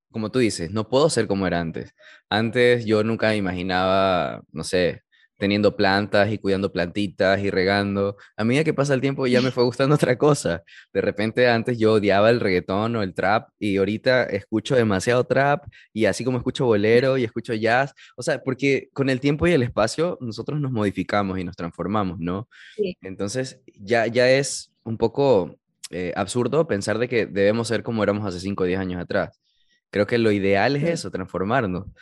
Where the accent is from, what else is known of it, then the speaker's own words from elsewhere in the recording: United States; moved away; yo viví mi niñez en Estados Unidos, estoy high school allá, y con el tiempo perdí el, el, idioma